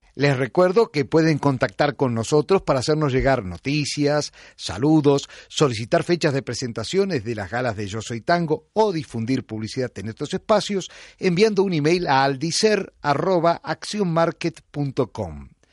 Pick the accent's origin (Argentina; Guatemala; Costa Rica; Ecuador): Argentina; moved away as an adult; now in Spain; Yo me acuerdo de pequeño en mi pueblo de Valdicera escuchándola en Radio Belgrano